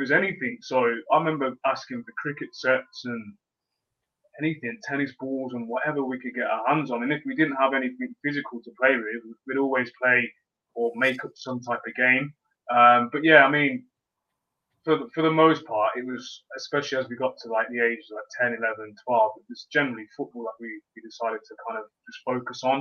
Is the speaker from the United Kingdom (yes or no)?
yes; Leamington Spa, West Midlands, United Kingdom; I was born in Leamington, and the area, even the street, so to speak, that I was born on or grew up